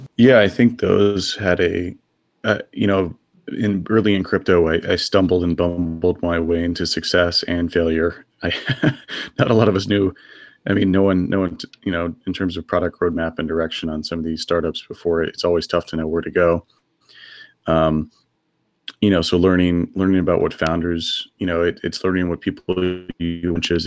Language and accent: English; Texas, United States; moved away as an adult; now in San Francisco, United States; I grew up in Texas and then moved out here uh, in my early 20s.